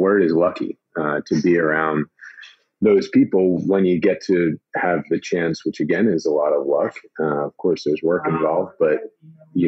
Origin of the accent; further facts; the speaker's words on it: Cedar Grove, New Jersey, United States; I grew up in Cedar Grove, New Jersey.